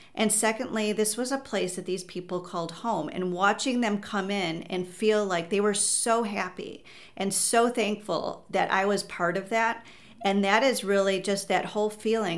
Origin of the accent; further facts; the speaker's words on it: Chicago, Illinois, United States; I grew up in the North Shore of Chicago, and I went to college in the city, and I've been in the city ever since